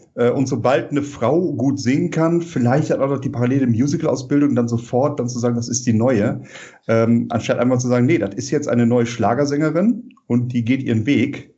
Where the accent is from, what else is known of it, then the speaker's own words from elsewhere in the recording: Rhineland, Germany; als Rheinländer